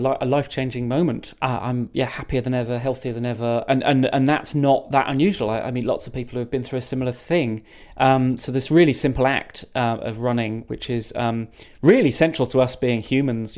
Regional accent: Cotswolds, South West England, United Kingdom; also born or lived in Lydney, Forest of Dean; I, I, grew up mostly in the Cotswolds from, from around the age of 10 anyway, and I was almost born in Wales. I was born in uh, Lydney

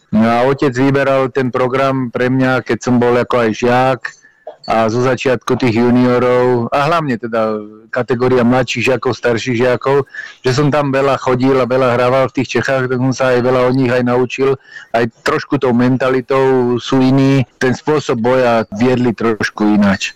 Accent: Prievidza, Trenčín Region, Slovakia; moved away; also born or lived in Bratislava; v Prievidzi, lebo dlhé roky som tam trávil

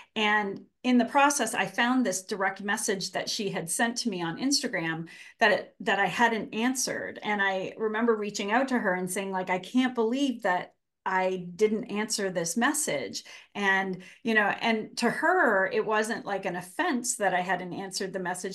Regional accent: Canada; accent: Canadian; moved away as an adult; now in Massachusetts, United States; I am Canadian. I grew up in Canada and, um, lived there until I went to college

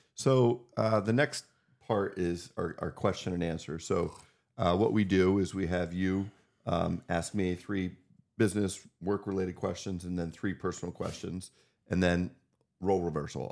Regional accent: Northwest Pennsylvania, United States; we grew up together in Northwest Pennsylvania

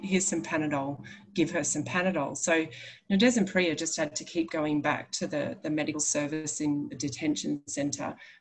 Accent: Biloela, Queensland, Australia; I grew up in Biloela. I later moved back there

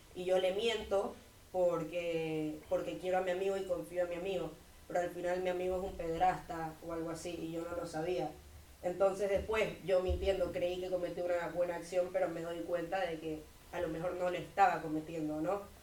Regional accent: Santa Cruz de la Sierra, Santa Cruz, Bolivia; vengo de Santa Cruz, Bolivia

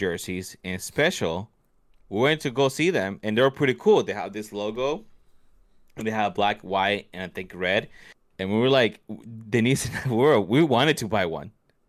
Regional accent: New York City, New York, United States; I'm from Brooklyn. I'm from 93 Streets.

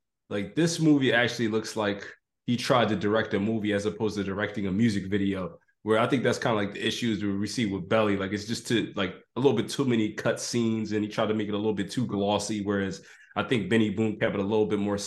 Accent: Philadelphia, Pennsylvania, United States; my hometown, Philadelphia

